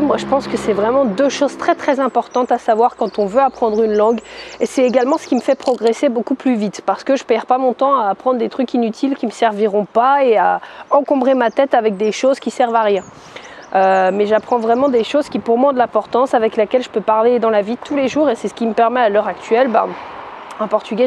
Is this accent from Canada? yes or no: no; France; je suis française, je suis plus à l'aise en anglais